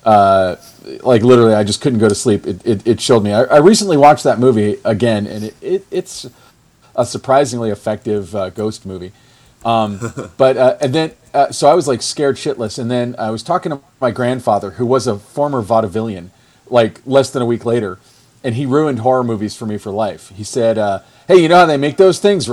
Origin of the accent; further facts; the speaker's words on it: Orlando, Florida, United States; I'm from Orlando, Florida